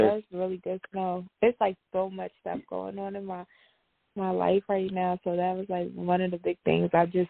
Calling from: Georgia, United States; Today, I'm calling from Georgia.

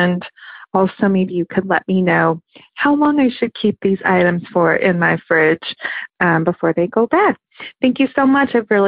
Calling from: Oakland, California, United States

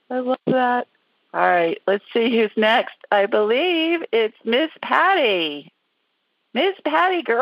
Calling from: New York City, New York, United States; I'm calling from Queens, New York.

